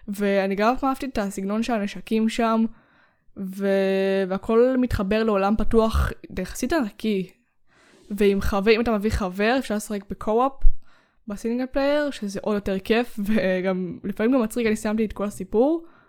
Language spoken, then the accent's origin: Hebrew; Israel; אנחנו ישראלים